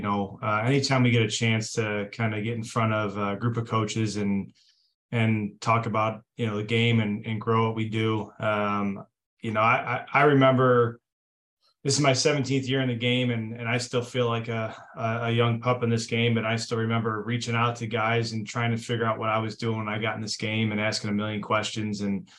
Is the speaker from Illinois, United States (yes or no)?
yes; Chicago, Illinois, United States; moved away; I'm a Northerner, I'm from Chicago.